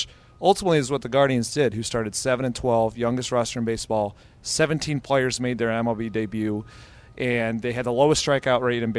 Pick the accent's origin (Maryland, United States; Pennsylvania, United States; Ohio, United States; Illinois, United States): Ohio, United States; Cleveland; I'm from Cleveland